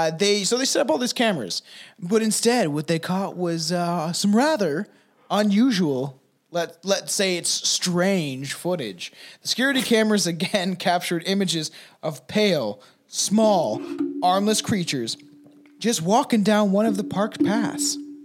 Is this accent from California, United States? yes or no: no; Minnesota, United States; I'm from Minnesota, like I'm down in Minnesota.